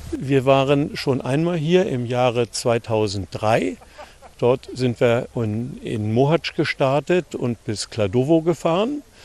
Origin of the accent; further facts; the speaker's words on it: Germany; Wir kommen aus dem Süden von Deutschland, vom Bodensee, an der Grenze zu Österreich und zur Schweiz.